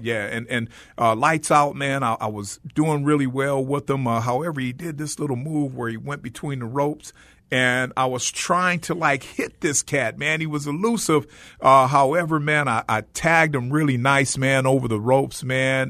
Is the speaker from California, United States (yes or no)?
yes; Los Angeles, California, United States; I grew up in South Central Los Angeles, which was the hotbed